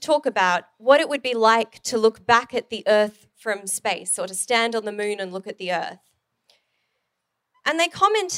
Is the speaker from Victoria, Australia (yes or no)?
no; Sydney, New South Wales, Australia; moved away; I'm from Sydney